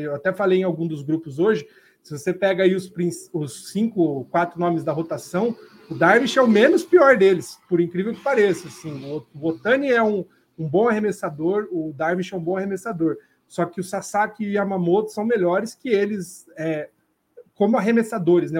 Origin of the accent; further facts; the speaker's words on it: Brazil; a gente como brasileiro